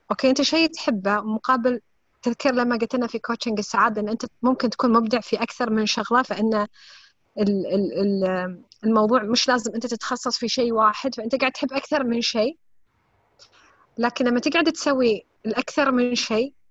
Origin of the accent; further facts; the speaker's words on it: United Arab Emirates; من الامارات